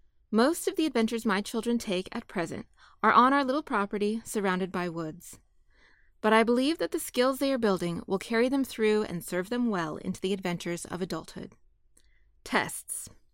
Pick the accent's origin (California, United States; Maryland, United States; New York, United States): California, United States; Growing up in California, it was cowboys and wagon trains that caught my imagination.